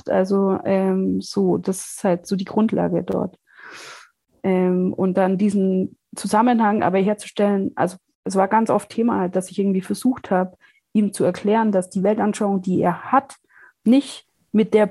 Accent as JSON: {"language": "German", "region": "Bavaria", "country": "Germany", "tie": "born or raised there", "said": "halt Bayern ist so äh, da, wo ich aufgewachsen bin, es ist ein ganz kleines Dorf in Schwaben, Bayerisch-Schwaben, äh, Donauschwaben"}